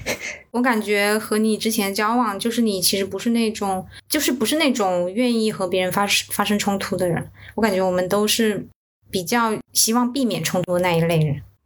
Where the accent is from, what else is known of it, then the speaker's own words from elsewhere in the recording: southern China, China; moved away as an adult; also born or lived in Beijing; 我是一个南方人